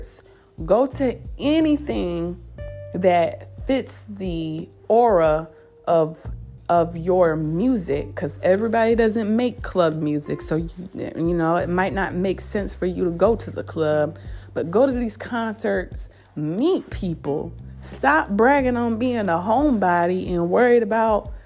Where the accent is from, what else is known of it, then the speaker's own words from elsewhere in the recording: upstate New York, United States; now in Greenville, United States; I'm from upstate New York. I'm not from the city.